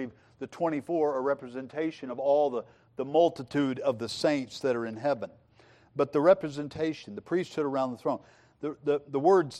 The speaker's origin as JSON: {"language": "English", "region": "Missouri", "country": "United States", "tie": "born or raised there", "said": "I grew up in Southwest Missouri, and we had storms, okay? We had big storms."}